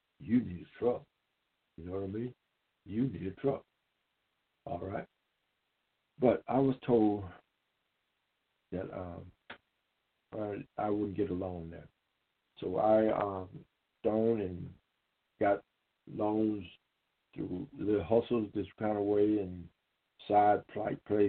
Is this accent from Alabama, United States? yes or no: yes; Beatrice, Alabama, United States; also born or lived in Tucson, Arizona; I came back here to my hometown of Beatrice, Alabama.